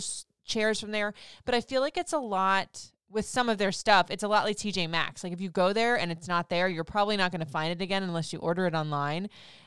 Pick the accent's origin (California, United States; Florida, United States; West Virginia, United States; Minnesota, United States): Florida, United States; Now I grew up in Florida. I've bounced around the country everywhere